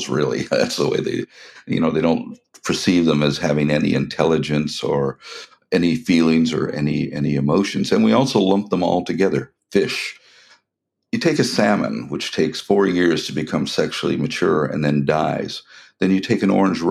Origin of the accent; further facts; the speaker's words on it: Eastern Canada, Canada; When I was a child, for instance, nobody ate mussels in Eastern Canada. They're considered dirty. But now that's where you get when you go to a restaurant in my hometown